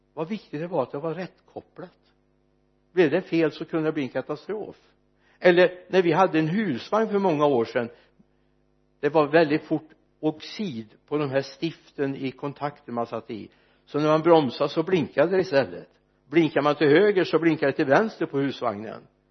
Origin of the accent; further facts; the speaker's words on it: Mariestad, Västra Götaland, Sweden; när jag föddes fram på Mariestads B B för många, många år sedan